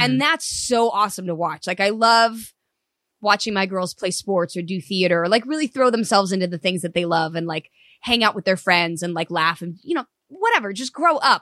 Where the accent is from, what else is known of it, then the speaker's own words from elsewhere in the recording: Los Alamitos, California, United States; also born or lived in Cypress / Seal Beach; driving from Orange County to L A every day